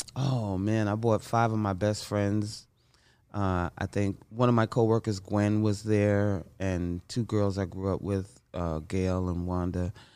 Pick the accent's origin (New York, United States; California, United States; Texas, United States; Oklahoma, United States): New York, United States; New York City; I grew up in Bronx, New York.